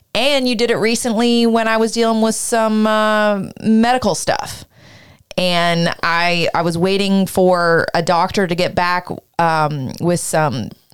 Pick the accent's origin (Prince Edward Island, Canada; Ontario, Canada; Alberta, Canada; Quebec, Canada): Ontario, Canada; Peterborough; Were we in your car when we had to drive from my hometown in Ontario without the maps?